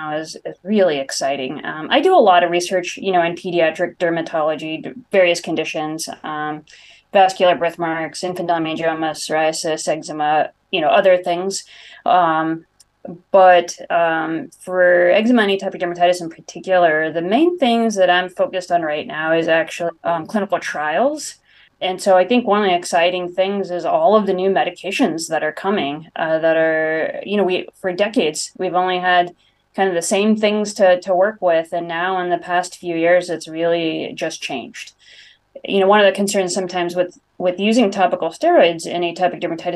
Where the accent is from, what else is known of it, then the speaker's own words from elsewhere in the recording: Bay Area, California, United States; moved away as an adult; now in Rochester, United States; I'm originally a Californian from the Bay Area, came out to Mayo